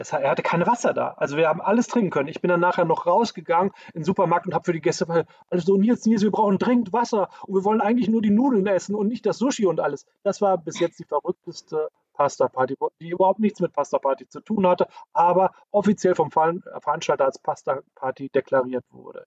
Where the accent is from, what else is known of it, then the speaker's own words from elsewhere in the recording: the area around Dortmund, North Rhine-Westphalia, Germany; ich komme ja hier aus der Gegend